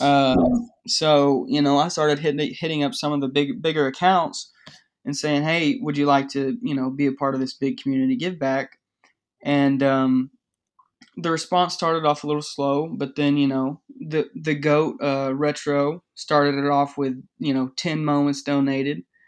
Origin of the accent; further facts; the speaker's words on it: Dallas-Fort Worth area, Texas, United States; I'm from the Dallas-Fort Worth area, kind of.